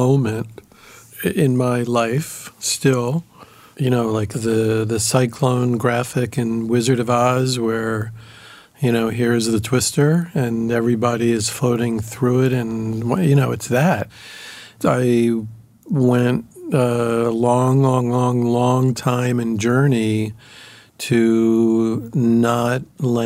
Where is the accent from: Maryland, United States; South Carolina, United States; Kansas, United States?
Maryland, United States; Baltimore; moved away as an adult; now in New York, United States; I grew up in Baltimore, in the suburbs of Baltimore